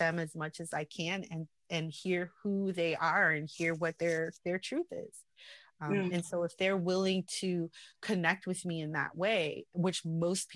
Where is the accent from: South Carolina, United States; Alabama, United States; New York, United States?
New York, United States; New York City; born or raised there; also born or lived in Salt Lake City, Utah, United States